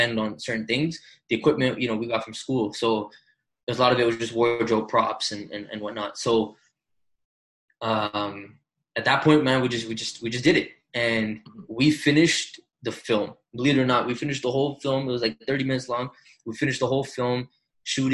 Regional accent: Toronto, Ontario, Canada; we came from Toronto. We're just Toronto kids

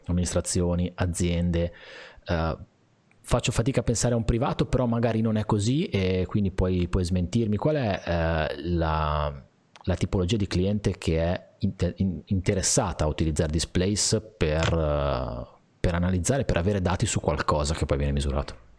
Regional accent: Liguria, Italy; essendo Liguri

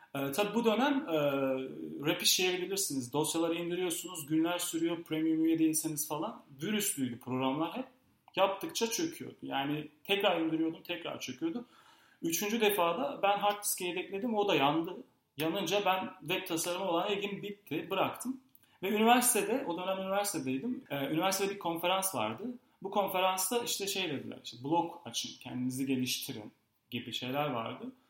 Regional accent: Gaziantep, Turkey; moved away as an adult; now in Istanbul, Turkey; Gaziantep'liyim. Gaziantep'te doğdum, büyüdüm, okudum.

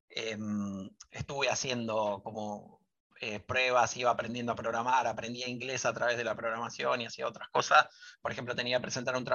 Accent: Rosario, Santa Fe, Argentina; Rosario, y ahí hice toda mi secundaria y soy como, o sea, mi, elección o, siempre que digo de dónde soy, soy de Rosario

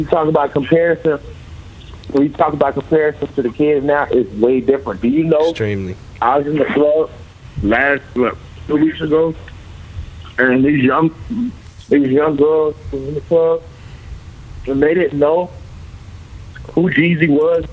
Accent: Tallahassee, Florida, United States; also born or lived in Memphis, Tennessee / Fort Lauderdale, Florida; I was born and raised in Tallahassee, Florida. And around third grade, I went to Memphis, Tennessee

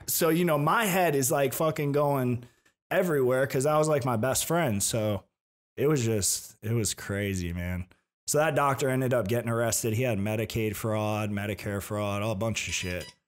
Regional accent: Tampa, Florida, United States; I was born in Tampa

